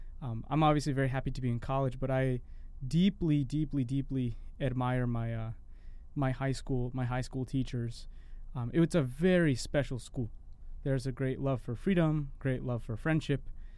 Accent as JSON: {"language": "English", "town": "Rockville", "region": "Maryland", "country": "United States", "tie": "born or raised there", "also_born_or_lived": "Rhode Island", "said": "I'm from Maryland, originally from Rhode Island. My folks moved down to Maryland when I was about 8 years old, and so I grew up right in the nation's capital, right outside in Rockville, Maryland. So that's in the D.C. metropolitan area."}